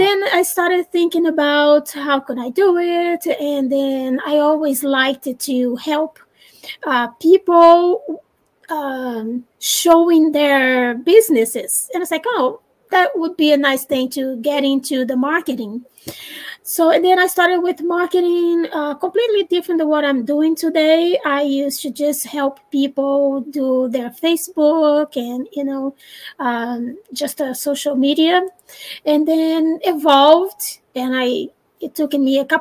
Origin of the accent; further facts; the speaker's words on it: Brazil; English is a second language; moved away as an adult; now in United States; I'm Brazilian, and I was born in Brazil, and then I moved to the United States some 20-something years ago